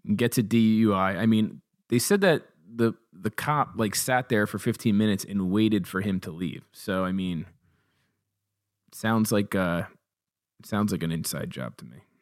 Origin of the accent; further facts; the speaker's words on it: Toms River, New Jersey, United States; I grew up in Thomas River